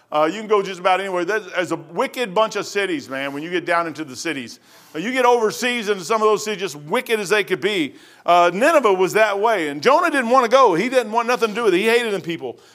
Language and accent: English; Kentucky, United States; I'm from hillbilly. I'm from Kentucky